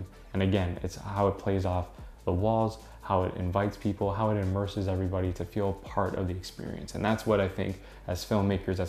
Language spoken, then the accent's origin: English; Toronto, Ontario, Canada; I'm from Toronto